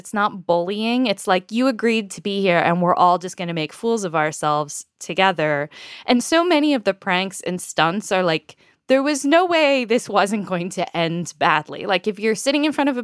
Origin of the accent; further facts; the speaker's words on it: United States; I am an American